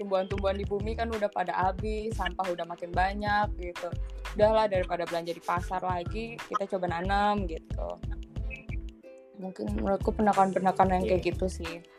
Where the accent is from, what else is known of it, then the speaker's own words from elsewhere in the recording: Jakarta, Indonesia; aku dari kecil di kota di Jakarta um, tumbuh melihat pohon ditebangin